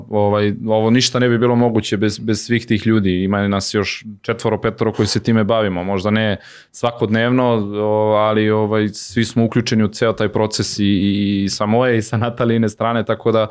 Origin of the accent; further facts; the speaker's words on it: Zaječar, Zaječar District, Serbia; moved away; also born or lived in Belgrade / Istanbul; do pre dve nedelje živeli smo u Beogradu, sad živimo ovaj, u Zaječaru, ja sam inače rodom iz Zaječara i posle 20 godina ovaj, vratio sam se u rodni grad